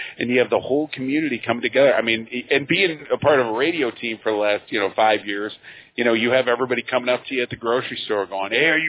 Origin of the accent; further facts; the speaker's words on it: Leslie, Michigan, United States; I grew up in Leslie, Michigan.